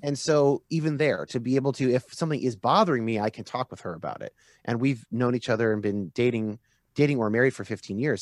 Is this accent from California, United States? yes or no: yes; Northern California, United States; I was raised what I like to call kinda like moderate California evangelical